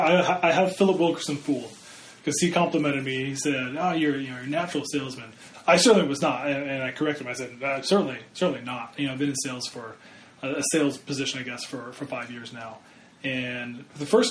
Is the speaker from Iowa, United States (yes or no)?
yes; Iowa, United States; I'm from Iowa